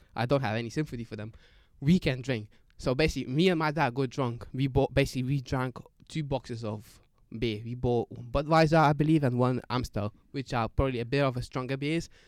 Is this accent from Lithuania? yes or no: yes; Lithuania; now in United Kingdom; I'm Lithuanian